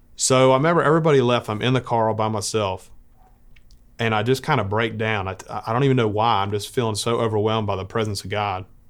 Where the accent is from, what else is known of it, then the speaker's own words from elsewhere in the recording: Montgomery, Alabama, United States; I am from Montgomery, Alabama